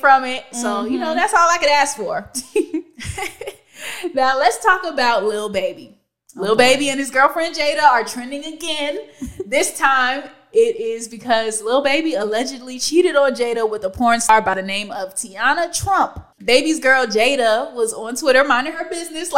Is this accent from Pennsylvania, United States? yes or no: no; California, United States; in middle school, growing up in Cali